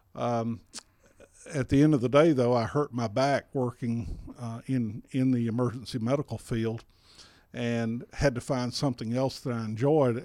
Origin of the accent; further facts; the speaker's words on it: South Alabama, United States; moved away as an adult; now in Pendergrass, Georgia, United States; my wife, Amy, and I grew up in South Alabama